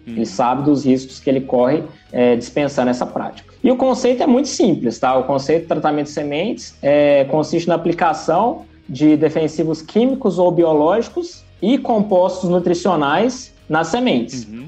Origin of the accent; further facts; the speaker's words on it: interior of Goiás, Brazil; also born or lived in Ceres, Goiás; mas sou goiano. tá? Nasci no interior de Goiás. É uma cidade bem pequenininha, próximo de Goiânia ali. E desde criança tive bastante contato com o agro